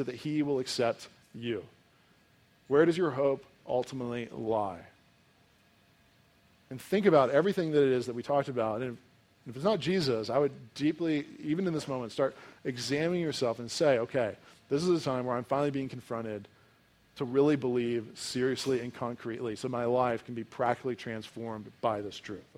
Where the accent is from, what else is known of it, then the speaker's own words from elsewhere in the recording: United States; as an American